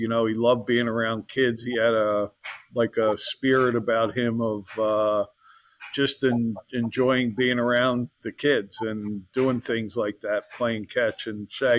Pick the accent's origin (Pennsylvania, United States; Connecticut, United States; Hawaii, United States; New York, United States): Pennsylvania, United States; Philadelphia; and I grew up in the Philadelphia area